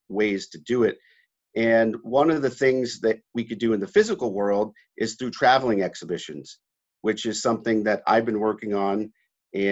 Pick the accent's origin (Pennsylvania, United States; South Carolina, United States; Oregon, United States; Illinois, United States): Pennsylvania, United States; Pittsburgh; Growing up in Pittsburgh, we had a large basement in our house